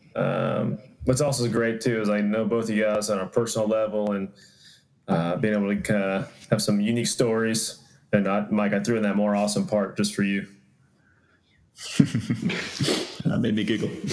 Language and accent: English; Atlanta, Georgia, United States; I'm from Atlanta, Georgia originally